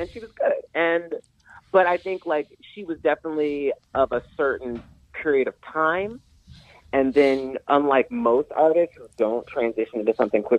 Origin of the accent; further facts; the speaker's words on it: Columbus, Ohio, United States; also born or lived in New York; I'm from Columbus.